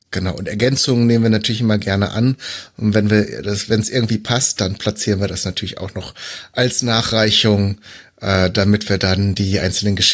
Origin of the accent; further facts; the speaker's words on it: North Rhine-Westphalia, Germany; born there; Ich komme ja, ich bin ja eigentlich auch gebürtiger Westfale, von daher äh, ist das ist das auf jeden Fall schon mal äh, in Erscheinung getreten.